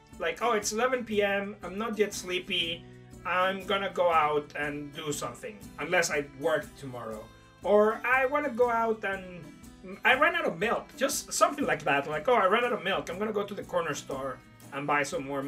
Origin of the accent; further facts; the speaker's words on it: Puerto Vallarta, Jalisco, Mexico; moved away as an adult; also born or lived in Mexico City, Mexico; now in Brighton, United Kingdom; I grew up I grew up in Puerto Vallarta, but the first 8 years of my life were in Mexico City